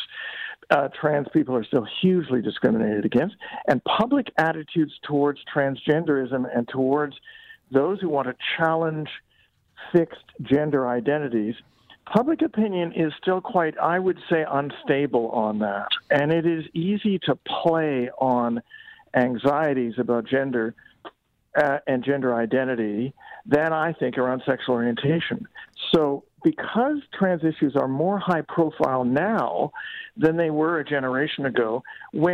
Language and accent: English; Canada; we shouldn't be complacent as Canadians